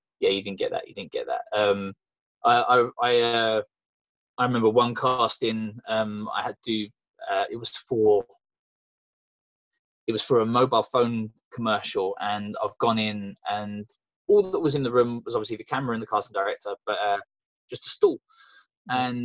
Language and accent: English; London, United Kingdom; accent: London; my London voice isn't particularly gruff.